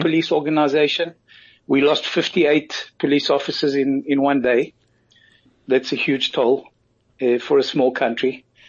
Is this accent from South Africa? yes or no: yes; South Africa; now in Israel; being a South African born avid rugby fan